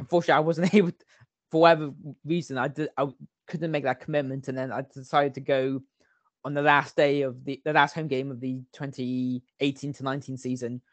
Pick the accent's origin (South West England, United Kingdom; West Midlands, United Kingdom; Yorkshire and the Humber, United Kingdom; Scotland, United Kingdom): South West England, United Kingdom; Long Ashton; I grew up in Long Ashton, a village uh, just outside South Bristol